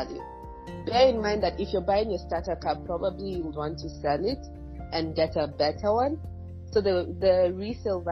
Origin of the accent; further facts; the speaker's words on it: Tanzania; I'm from Tanzania, it's Africa